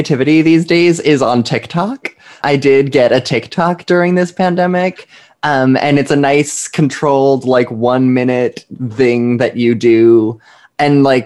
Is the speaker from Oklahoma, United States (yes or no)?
no; Lake Grove, New York, United States; now in Brooklyn, United States; I grew up in Lake Grove, right by Ronkonkoma in Stony Brook